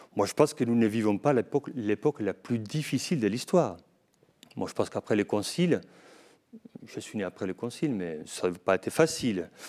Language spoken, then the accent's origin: French; Navarre, Spain; French is a second language; moved away as an adult; also born or lived in Padua, Italy / Toulouse, France; now in Lourdes, France; je suis né à Navarre, mais du côté espagnol. Et j'ai fait mes études en Italie, à Padoue, et après, je continue ma formation à Toulouse